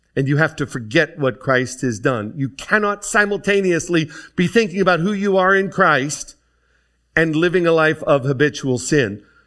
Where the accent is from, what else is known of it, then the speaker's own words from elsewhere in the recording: DuBois, Pennsylvania, United States; I grew up in Du Bois, Pennsylvania